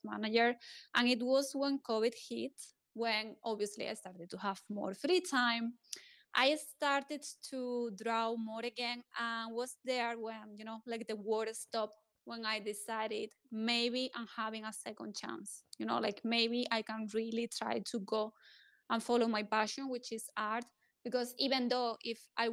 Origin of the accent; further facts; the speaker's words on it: Spain; I'm coming from Spain